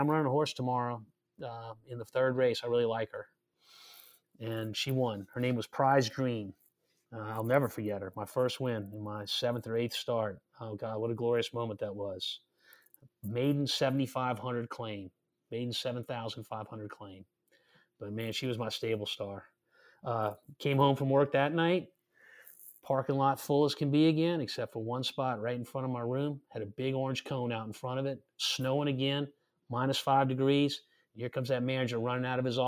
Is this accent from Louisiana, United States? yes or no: yes; Louisiana, United States; also born or lived in Elmont, New York; I came to Louisiana, which was my home state, of course